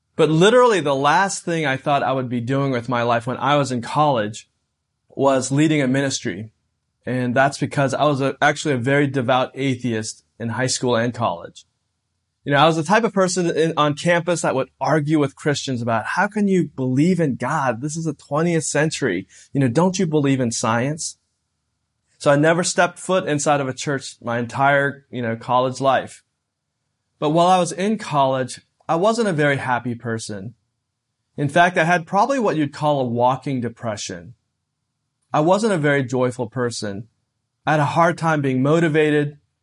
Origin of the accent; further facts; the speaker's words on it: United States; a young person growing up in America.